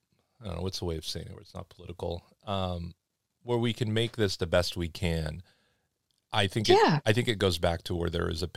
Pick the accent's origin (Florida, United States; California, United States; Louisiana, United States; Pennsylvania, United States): California, United States; Los Angeles; but like even me growing up in Los Angeles